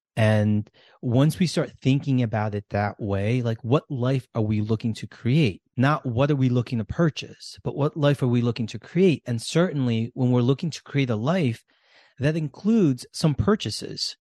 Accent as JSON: {"language": "English", "country": "United States", "tie": "born or raised there", "said": "how we grew up in America"}